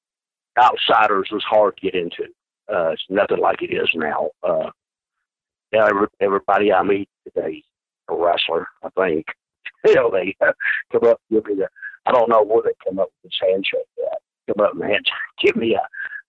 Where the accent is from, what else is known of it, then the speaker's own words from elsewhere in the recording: New York City, New York, United States; I'm from New York City